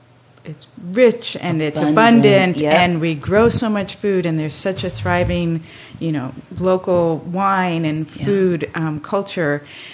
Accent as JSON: {"language": "English", "town": "Miami", "region": "Florida", "country": "United States", "tie": "born or raised there", "also_born_or_lived": "Dominican Republic", "said": "So I grew up in Miami, Florida, and then in the Dominican Republic."}